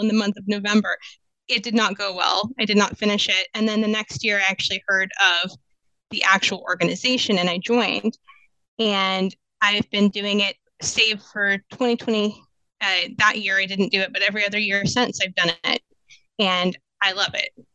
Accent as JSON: {"language": "English", "region": "Kansas", "country": "United States", "also_born_or_lived": "San Diego", "moved": "as an adult", "lives_now": "Phoenix, United States", "said": "I am originally from Kansas and I moved out to the Valley in 2004."}